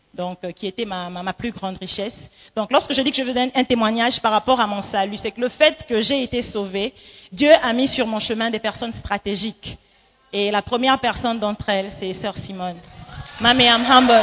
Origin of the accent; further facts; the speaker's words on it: Gabon; moved away as an adult; also born or lived in Democratic Republic of the Congo / Libreville, Gabon / Accra, Ghana / Kinshasa, DR Congo; Je suis congolaise d'origine, donc la RDC. toro, toro, toujours. mais j'ai grandi au Gabon